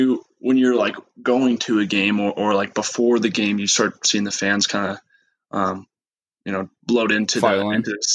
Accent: Missoula, Montana, United States; moved away as an adult; also born or lived in Arizona; I was raised in Missoula, Montana

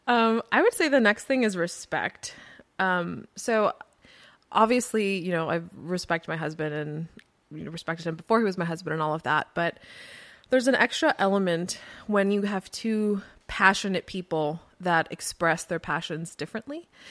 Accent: Florida, United States; moved away; I grew up in Florida

